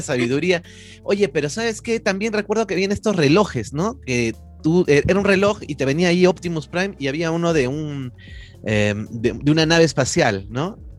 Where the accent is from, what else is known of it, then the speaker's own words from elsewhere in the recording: Peru; como tantos peruanos, ¿no? Que hemos sufrido esa época